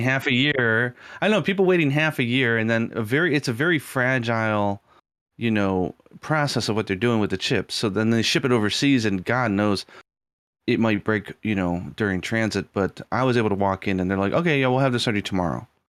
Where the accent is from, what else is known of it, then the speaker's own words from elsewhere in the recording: United States; moved away; I was brought up in America